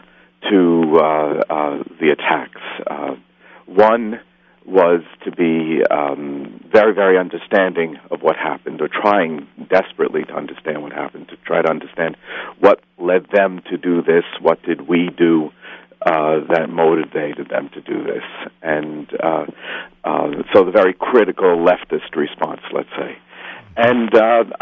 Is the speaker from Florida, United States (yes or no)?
no; New York City, New York, United States; I am a New Yorker, and as I sometimes say, I work in the shadow of the World Trade Center.